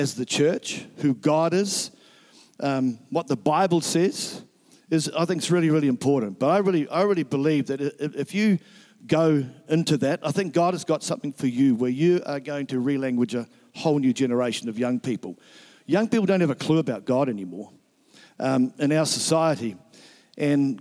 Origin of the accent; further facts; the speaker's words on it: Nelson, New Zealand; moved away; Nelson is my hometown